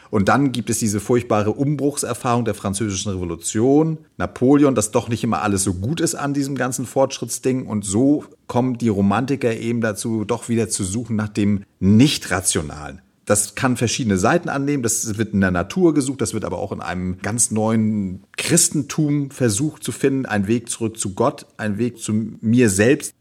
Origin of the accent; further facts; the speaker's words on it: Germany; hier bei uns in Deutschland